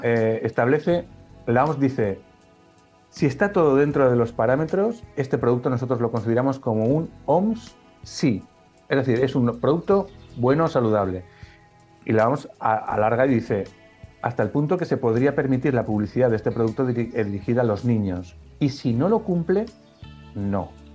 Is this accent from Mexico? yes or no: no; Pamplona, Navarre, Spain; moved away as an adult; vino a mi ciudad de origen a estudiar una, una chica que luego se convirtió en mi mujer y nos conocimos allí. Y resultó que ella era de fuera de, de mi ciudad, de Pamplona